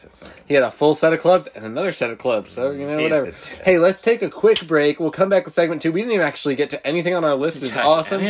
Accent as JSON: {"language": "English", "region": "New Jersey", "country": "United States", "tie": "born or raised there", "said": "a town like one town over from me where I grew up in Jersey"}